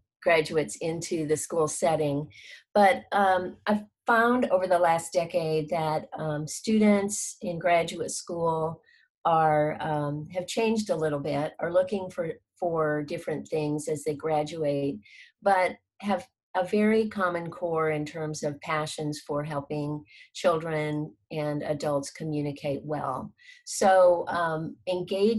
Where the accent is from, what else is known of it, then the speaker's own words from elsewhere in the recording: Honolulu, Hawaii, United States; moved away; also born or lived in Philippines / Texas; I was born in the Philippines, raised in Honolulu, Hawaii